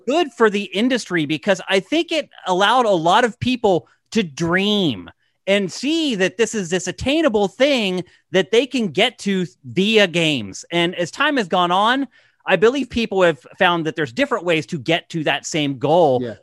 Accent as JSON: {"language": "English", "region": "East Coast", "country": "United States", "moved": "as an adult", "lives_now": "California, United States", "said": "I'm from the East Coast as well"}